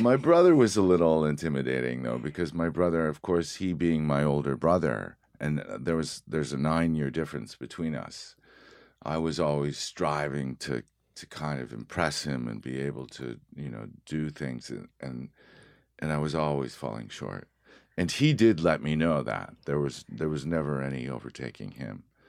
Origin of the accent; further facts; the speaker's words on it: Haverhill, Massachusetts, United States; I was born in, uh, Haverhill, Massachusetts